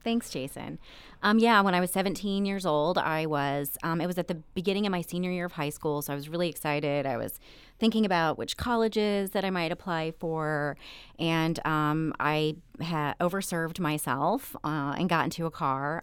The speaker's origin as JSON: {"language": "English", "town": "Eldorado", "region": "Illinois", "country": "United States", "tie": "born or raised there", "also_born_or_lived": "Evansville, Indiana", "said": "I'm from very rural Southern Illinois. My hometown has less than five thousand people. It's called El Dorado"}